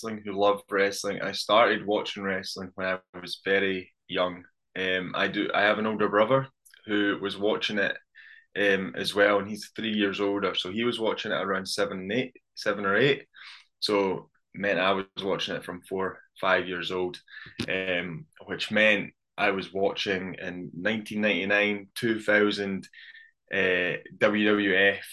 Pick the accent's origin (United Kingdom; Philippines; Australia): United Kingdom; Scotland; born or raised there